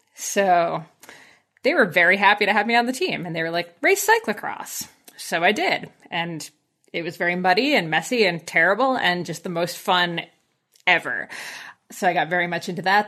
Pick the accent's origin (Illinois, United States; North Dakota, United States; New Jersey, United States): New Jersey, United States; moved away as an adult; now in Collingwood, Canada; But I grew up in very farmland New Jersey, so about as far from the Jersey Shore as you can get